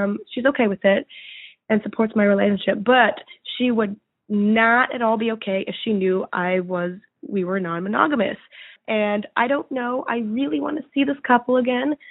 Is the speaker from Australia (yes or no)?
no; Boston, Massachusetts, United States; now in Chicago, United States; I am from Boston